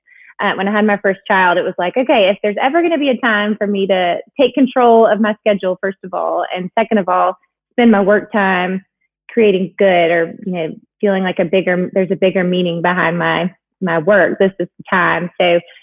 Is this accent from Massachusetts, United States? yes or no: no; Huntsville, Alabama, United States; moved away as an adult; also born or lived in North Carolina; now in Atlanta, United States; I grew up in Alabama, in Huntsville, where Space and Rocket Center is